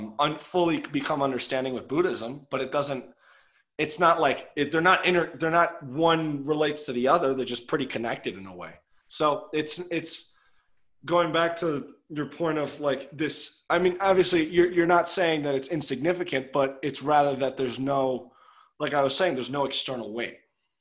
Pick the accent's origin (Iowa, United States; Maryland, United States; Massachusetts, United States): Maryland, United States; Chevy Chase; I'm from Chevy Chase. I am 6'4".